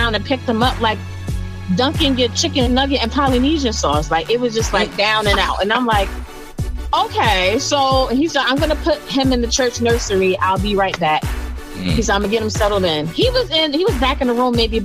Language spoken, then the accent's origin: English; New Jersey, United States; I'm from Jersey